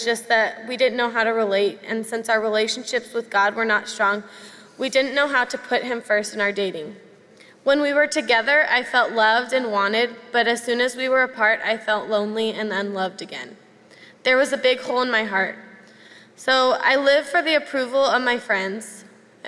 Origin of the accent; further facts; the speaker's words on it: Camarillo, California, United States; now in Mission Viejo, United States; As a child, I grew up here in Saddleback Valley. Then right before I started kindergarten, my family and I left Mission Viejo and headed up north to a town called Camarillo